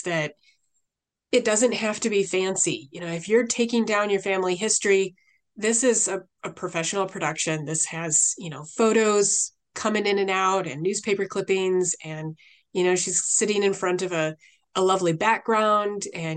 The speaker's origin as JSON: {"language": "English", "region": "England", "country": "United Kingdom", "tie": "born or raised there", "moved": "yes", "said": "growing up in England, like, my mom had the gravity-fed tanks"}